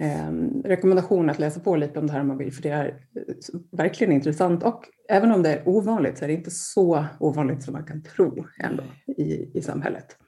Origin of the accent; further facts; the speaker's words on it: Gotland, Sweden; also born or lived in Gothenburg; född och uppvuxen på Gotland